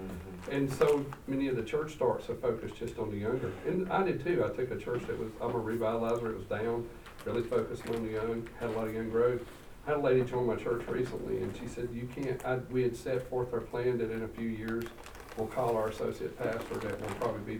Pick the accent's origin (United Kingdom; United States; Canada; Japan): United States; Kentucky; I'm from Eastern Kentucky.